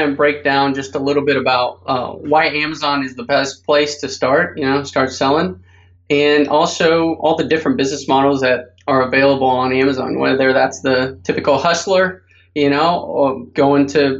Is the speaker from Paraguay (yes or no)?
yes; Paraguay; English is a second language; moved away as an adult; now in United States; And a fact about me that people don't know, most people don't know, I'm from Paraguay originally, came to the States when I was 18, never had a job right out of college, started e-commerce